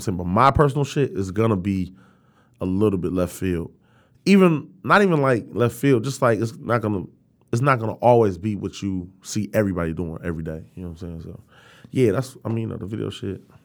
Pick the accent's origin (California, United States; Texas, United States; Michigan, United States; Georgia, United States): Michigan, United States; Detroit; I'm from Detroit